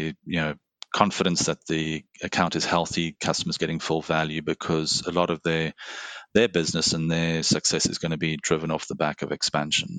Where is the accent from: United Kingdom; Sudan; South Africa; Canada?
South Africa; Cape Town, Western Cape; moved away as an adult; also born or lived in Singapore; now in Bay Area, United States; I was born in South Africa, grew up in Cape Town